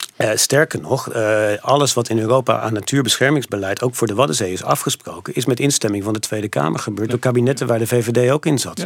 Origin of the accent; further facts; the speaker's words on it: Netherlands; also born or lived in Montana; ik kwam uit Nederland